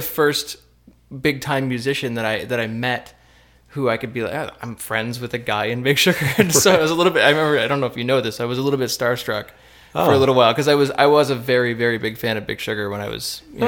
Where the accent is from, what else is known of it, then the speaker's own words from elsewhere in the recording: Cobourg, Ontario, Canada; now in Windsor, Canada; I grew up not in Windsor. I grew up in Cobourg, Ontario